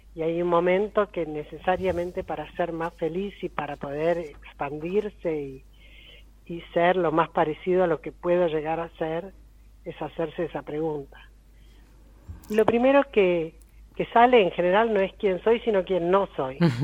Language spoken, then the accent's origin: Spanish; Argentina; yo soy argentina